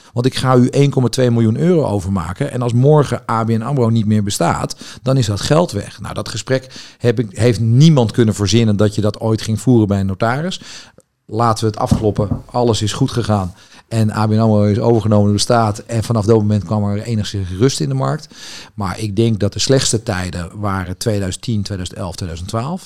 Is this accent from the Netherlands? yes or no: yes; Amsterdam, North Holland, Netherlands; ik ben geboren Amsterdammer